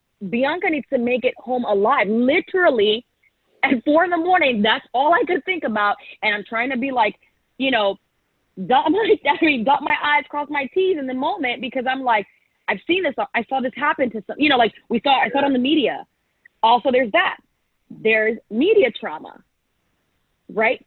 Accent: Anchorage, Alaska, United States; moved away; also born or lived in St. Petersburg, Florida; I grew up in Alaska. Multicultural place. I grew up in Anchorage

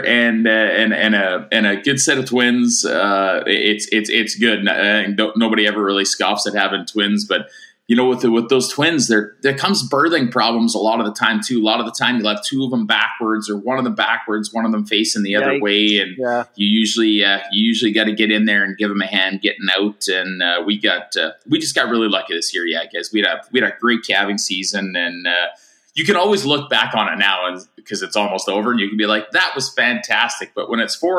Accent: Tufnell, Saskatchewan, Canada; also born or lived in Maple Creek, Saskatchewan; I'm from, a tiny little town called Tufnell, Saskatchewan, where I grew up. I was born in Maple Creek

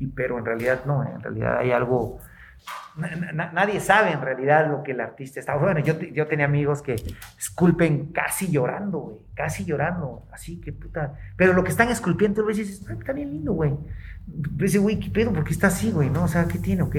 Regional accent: Oaxaca, Mexico

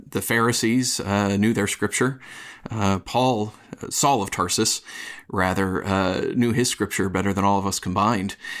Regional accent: upstate New York, United States; accent: upstate New York; moved away as an adult; now in Los Angeles, United States; I am originally also from New York, and I'm still working hard to get rid of my upstate New York accent

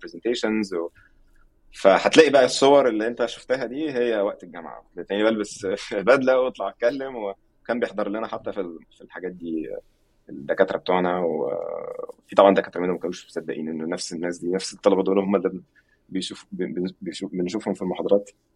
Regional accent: Egypt; moved away; عندنا في مصر

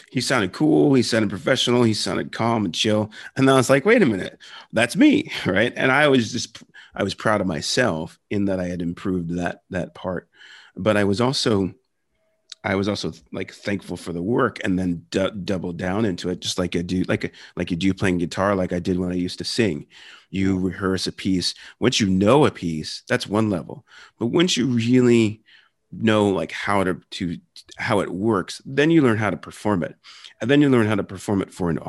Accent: New Jersey, United States; accent: Philadelphia; also born or lived in Philadelphia; I grew up in Philadelphia area and originally from Philly, grew up in South Jersey around a lot of Jews and a lot of Italians. And, and like, I know a, a lot of that story, you know, raised Catholic, um, we had the you know you had the philadelphia accent

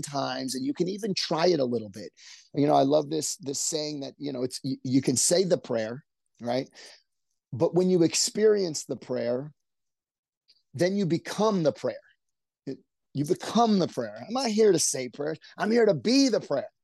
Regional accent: Orange County, California, United States; We grew up in Orange County

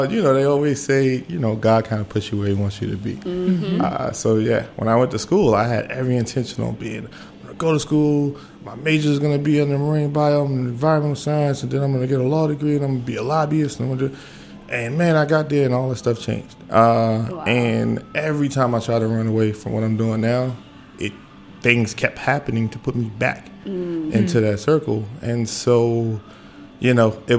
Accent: Washington, District of Columbia, United States; I primarily spent most of my childhood in Southwest

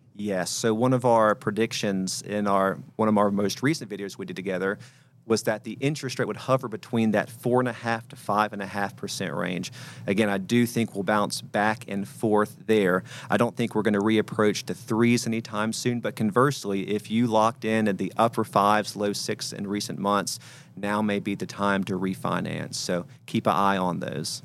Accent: North Carolina, United States; now in Nashville, United States; I grew up in North Carolina

